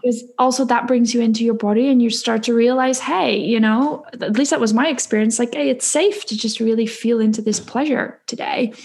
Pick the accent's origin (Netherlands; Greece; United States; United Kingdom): Netherlands; I am born and raised in the Netherlands